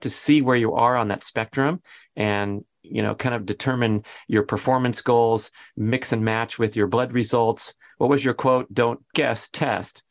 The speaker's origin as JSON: {"language": "English", "town": "Los Angeles", "region": "California", "country": "United States", "tie": "born or raised there", "moved": "yes", "said": "going back to my hometown"}